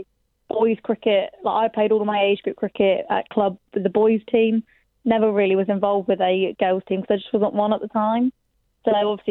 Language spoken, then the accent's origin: English; Buckinghamshire, South East England, United Kingdom; Originally, I'm from Buckinghamshire